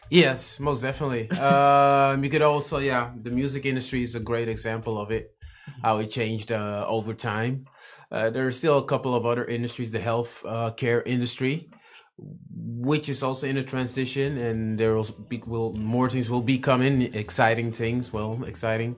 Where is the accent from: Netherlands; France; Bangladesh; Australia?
Netherlands; Amsterdam, North Holland; Born in Amsterdam, born and raised in Amsterdam